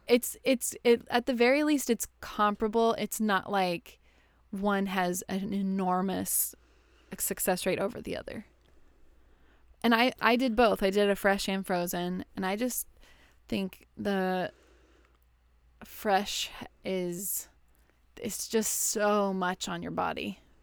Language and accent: English; West Texas, United States; now in Houston, United States; Not in Houston, but I grew up in West Texas, out in the desert